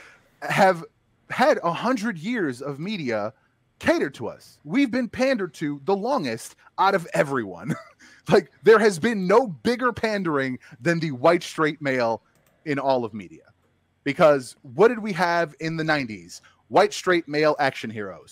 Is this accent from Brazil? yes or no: no; Bosnia & Herzegovina; moved away; I'm from Bosnia